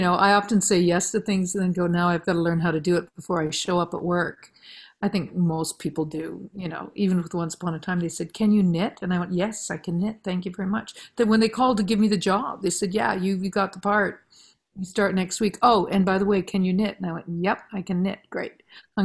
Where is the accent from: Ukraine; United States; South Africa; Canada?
Canada; Listowel, Ontario; now in North Vancouver, Canada; me growing up in Listwell and the farm